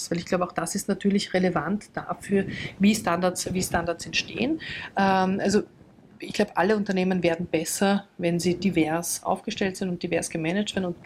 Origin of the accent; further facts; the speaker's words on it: Austria; die jetzt bei uns in Österreich eh schon über 50 Prozent